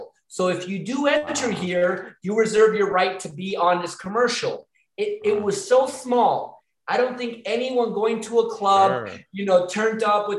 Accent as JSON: {"language": "English", "town": "Miami", "region": "Florida", "country": "United States", "said": "I'm from Miami"}